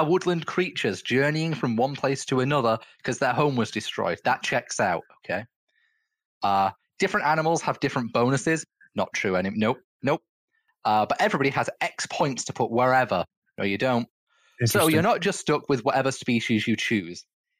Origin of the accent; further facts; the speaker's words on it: England, United Kingdom; that the fact that I was born into the European Union now doesn't matter. I am no longer European. I am just English.